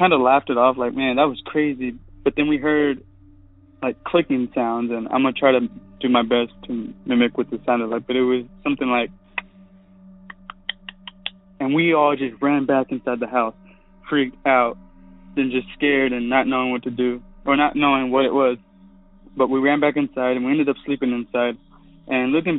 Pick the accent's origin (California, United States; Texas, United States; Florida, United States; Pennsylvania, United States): Texas, United States; Stephenville; I'm from Stephenville, Texas